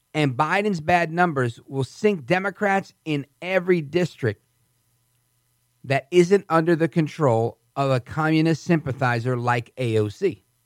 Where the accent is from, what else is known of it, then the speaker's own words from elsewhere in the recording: New York, United States; moved away as an adult; now in New Jersey, United States; I'm from New York. I've never left New York